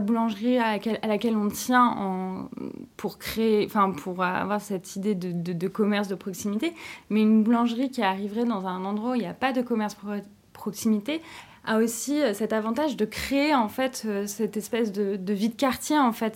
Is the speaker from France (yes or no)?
yes; Brittany, France; je suis bretonne